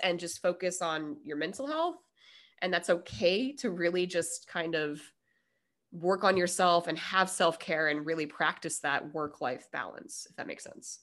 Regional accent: Denver, Colorado, United States; now in San Diego, United States; I'm from Denver, and, you know, and I've been in San Diego this amount of time

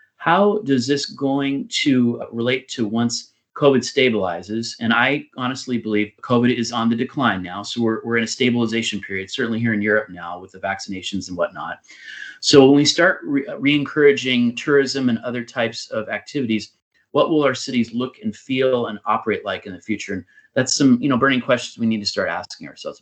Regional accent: United States; moved away; my home country of of the United States

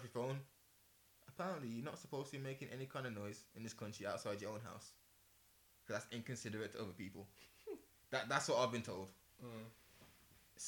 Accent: England, United Kingdom; I'm from England

